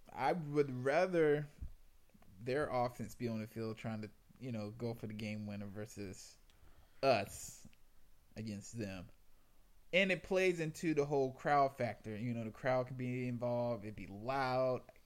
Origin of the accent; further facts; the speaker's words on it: South Carolina, United States; moved away as an adult; I I'm from South Carolina